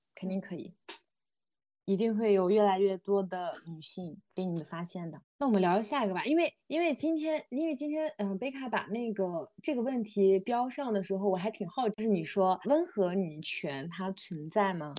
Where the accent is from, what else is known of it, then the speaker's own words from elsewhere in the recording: Xinjiang, China; moved away; 我来自新疆嘛，我也是一个比较偏远的